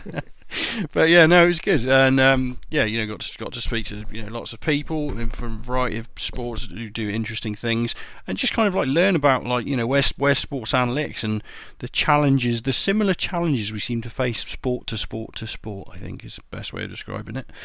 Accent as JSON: {"language": "English", "region": "England", "country": "United Kingdom", "said": "I'm English"}